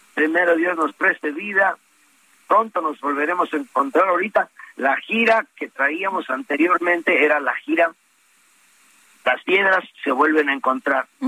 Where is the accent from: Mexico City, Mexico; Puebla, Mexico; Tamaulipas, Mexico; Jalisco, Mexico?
Puebla, Mexico; yo soy poblano